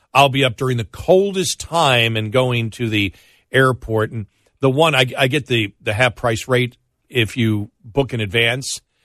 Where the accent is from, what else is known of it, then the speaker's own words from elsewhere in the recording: Buffalo, New York, United States; moved away; growing up in Buffalo, people assume you do.